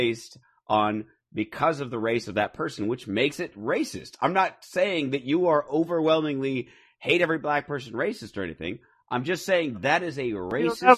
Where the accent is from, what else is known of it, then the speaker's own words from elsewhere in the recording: Phoenix, Arizona, United States; now in California, United States; I grew up in Phoenix